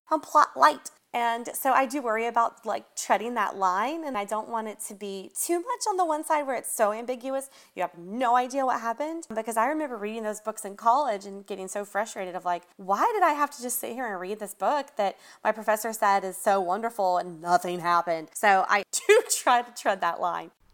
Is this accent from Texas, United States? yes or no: no; Atlanta, Georgia, United States; I grew up here. So even though I'm from Atlanta